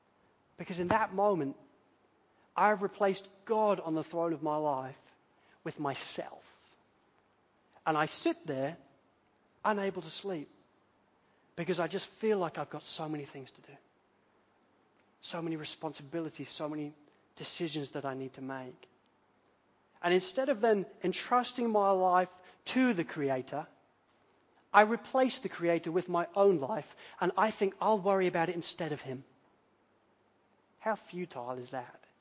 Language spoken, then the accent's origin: English; United Kingdom; now in Australia; we're British